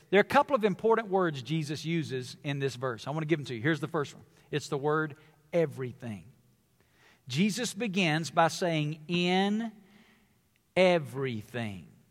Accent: the South, United States; I come from the South. It's where I was born and raised

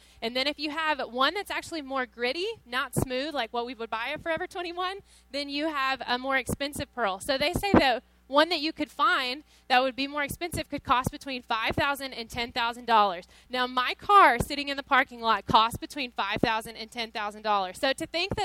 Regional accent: Cave Spring, Georgia, United States; moved away as an adult; also born or lived in Tennessee; now in Las Vegas, United States; I'm from Georgia originally. So I grew up for 18 years in Georgia, really, really small town

